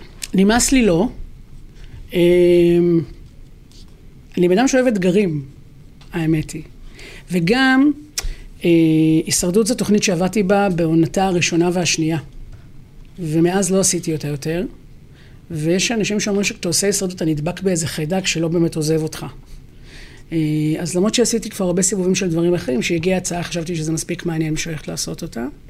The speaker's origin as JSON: {"language": "Hebrew", "town": "Haifa", "region": "Haifa District", "country": "Israel", "tie": "born or raised there", "said": "אני גדלתי בבת גלים בחיפה, שכונה מעורבת"}